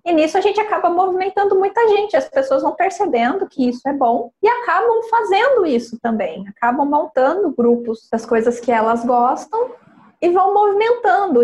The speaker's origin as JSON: {"language": "Portuguese", "town": "Carlópolis", "region": "Paraná", "country": "Brazil", "tie": "born or raised there", "moved": "yes", "said": "Ali na onde eu nasci, né, que é norte pioneiro do, do Paraná, divisa do estado de São Paulo"}